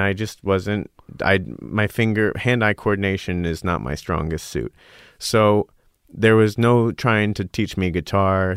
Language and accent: English; Scottsdale, Arizona, United States; moved away as an adult; also born or lived in Oberlin, Ohio; I grew up in Arizona